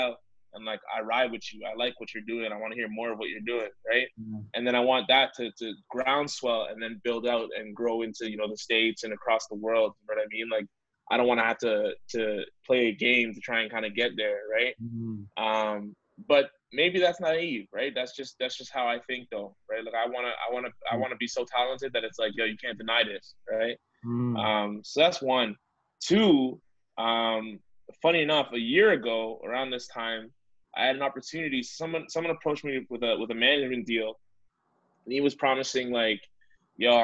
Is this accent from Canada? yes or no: yes; Canada; we have such great talent on the boards as Canadian artists